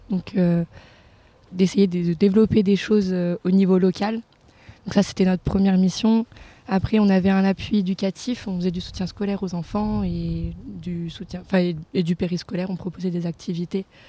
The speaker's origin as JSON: {"language": "French", "country": "France", "said": "je viens de Vorep"}